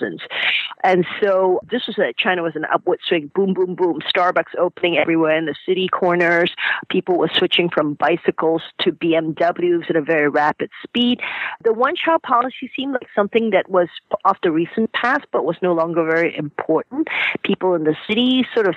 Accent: Malaysia; moved away; I grew up in Malaysia, and I was kind of the 5th daughter in a Chinese family

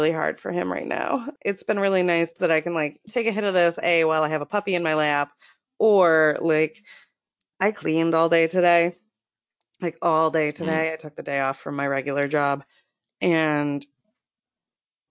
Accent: Florida, United States; now in Maine, United States; we're both from Florida

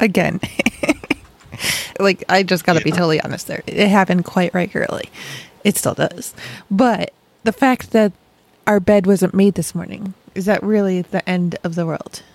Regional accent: Rochester, New York, United States; now in Dayton, United States; I grew up in Rochester, Rochester, New York, not Rochester

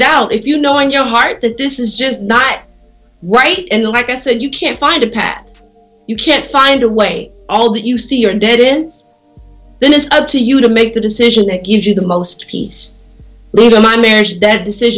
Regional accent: Las Vegas, Nevada, United States; moved away; I'm from Vegas originally

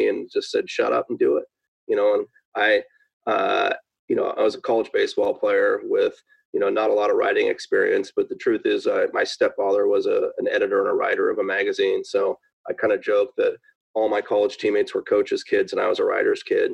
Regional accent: Seattle, Washington, United States; I was born and raised in Seattle

